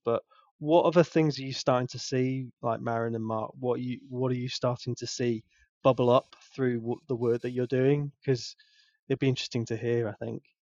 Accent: England, United Kingdom; I'm so English

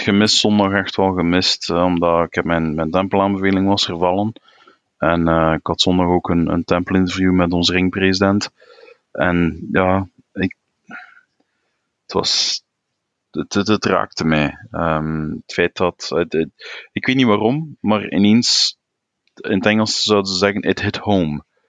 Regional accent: Belgium; België ja, is tweetalig. We hebben een, een, een, een Nederlandstalig gebied, Vlaanderen

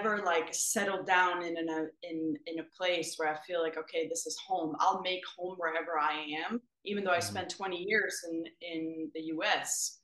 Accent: Sweden; moved away as an adult; also born or lived in Africa; now in Connecticut, United States; I grew up in Sweden and born and raised

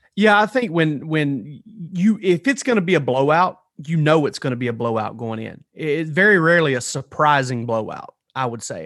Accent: South Georgia, United States; I grew up in South Georgia

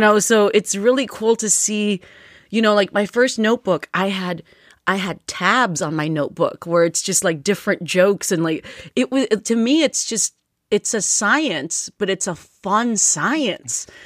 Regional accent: United States; English is a second language; Before they moved to the United States, I was born here and I learned English off of T V

